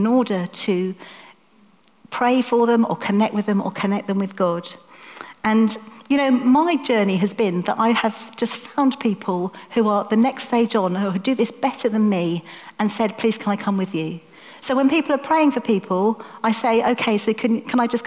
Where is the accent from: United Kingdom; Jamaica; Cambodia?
United Kingdom; We're British